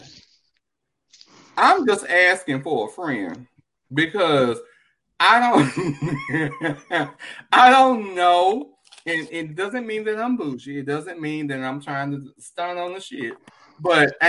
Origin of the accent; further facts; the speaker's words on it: Dallas, Texas, United States; I'm from South Dallas too